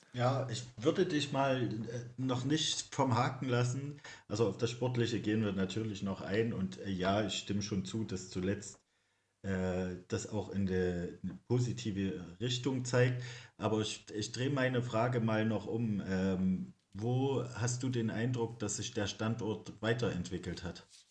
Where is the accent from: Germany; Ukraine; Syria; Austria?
Germany; East Germany; als Ossi